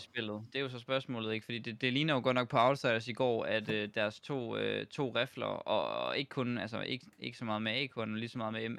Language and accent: Danish; Denmark; når vi er danskere